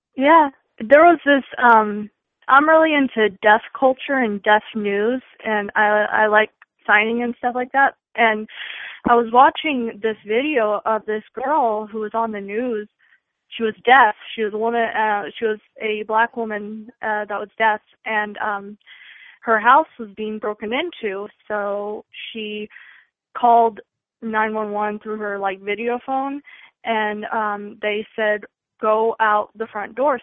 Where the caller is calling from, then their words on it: Texas, United States; Calling from Texas